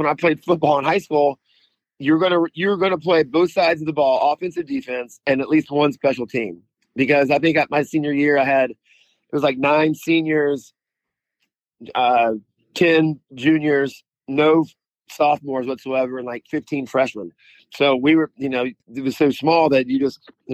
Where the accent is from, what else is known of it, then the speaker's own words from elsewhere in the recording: Missouri, United States; moved away as an adult; also born or lived in Kansas City, Kansas / Laramie, Wyoming; And I went all the way through high school living in Missouri, mostly rural.